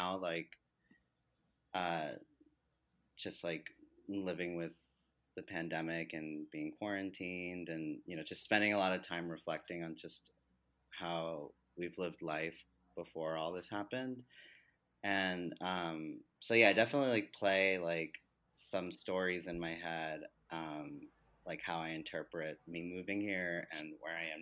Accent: New Jersey, United States; moved away as an adult; also born or lived in Delaware; now in New York City, United States; I grew up in Jersey

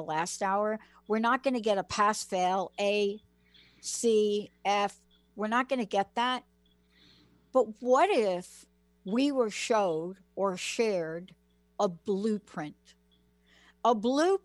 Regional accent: New York City, New York, United States; now in Seattle, United States; I'm this kid from the Bronx that moved to Seattle

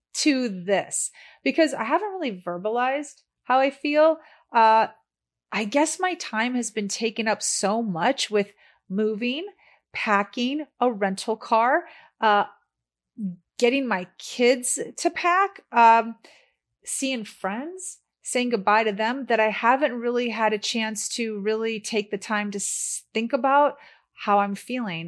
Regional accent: Chicago, Illinois, United States; moved away as an adult; also born or lived in San Diego; now in Los Angeles, United States; I'm from Chicago

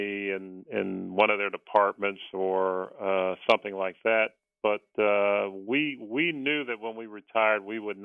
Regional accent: East Chicago, Indiana, United States; moved away; Originally from a little small city in Indiana, right in between Gary, Indiana and Chicago, Illinois, by the name of East Chicago, Indiana

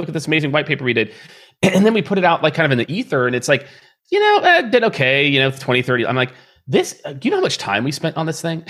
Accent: Midwest, United States; I grew up in the Midwest

